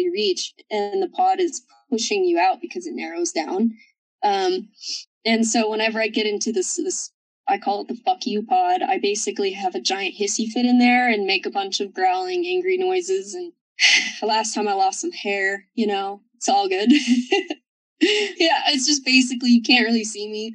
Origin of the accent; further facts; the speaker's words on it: the South, Kentucky, United States; moved away as an adult; also born or lived in Moab, Utah; I come from South, and you know, I kind of have like a hard background.